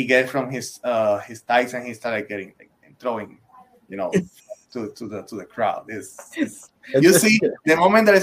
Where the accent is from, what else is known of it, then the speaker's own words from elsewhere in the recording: Puerto Rico; moved away as an adult; I'm originally from Puerto Rico